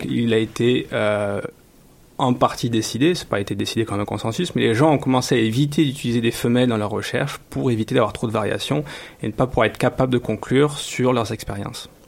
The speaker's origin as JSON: {"language": "French", "country": "France", "moved": "yes", "lives_now": "Montreal, Canada", "said": "chez nous en France"}